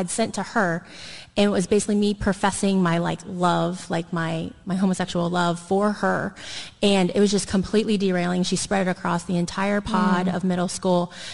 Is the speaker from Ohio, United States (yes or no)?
yes; Dayton, Ohio, United States; now in Columbus, United States; I'm not from the Columbus area, so I'm from the Dayton area. It's about an hour west of here. And so I was raised in the church.